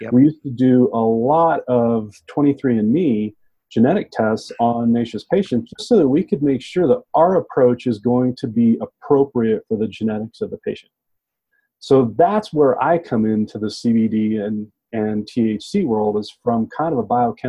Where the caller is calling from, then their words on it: Durango, Colorado, United States; So I'm broadcasting today from Green Lab Solutions here in Durango, Colorado.